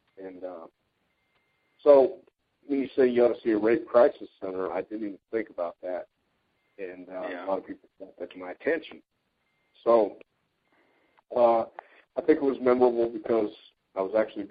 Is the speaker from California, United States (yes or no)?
no; West Texas, United States; growing up in West Texas